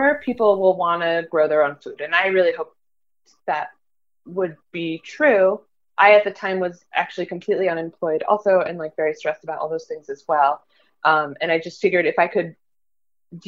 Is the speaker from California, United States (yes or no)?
yes; California, United States; now in Brooklyn, United States; I grew up in California with my mom